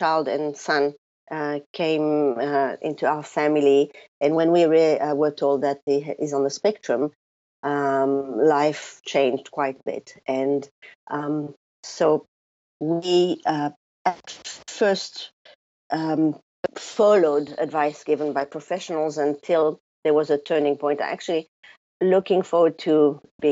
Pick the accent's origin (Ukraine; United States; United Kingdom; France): France; now in New Zealand; the first thing that people notice about me is my funny accent. So even though I live in New Zealand now, I was born in France